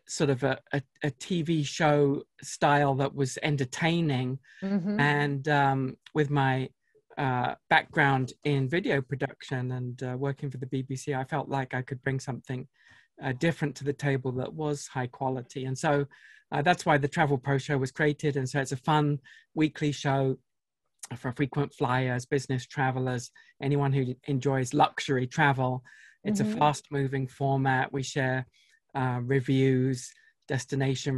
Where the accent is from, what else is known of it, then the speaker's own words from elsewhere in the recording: United Kingdom; now in Salt Lake City, United States; From across the pond originally